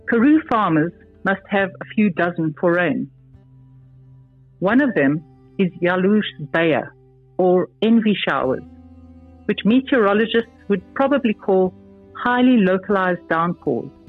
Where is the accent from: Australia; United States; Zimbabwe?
Zimbabwe; now in South Africa; I feel like I've come home. I've returned to a place with the same values I grew up with in Zim, where people help one another.